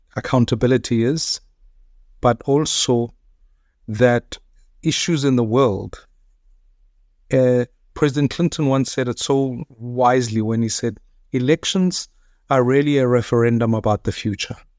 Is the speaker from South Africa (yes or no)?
yes; South Africa; as a South African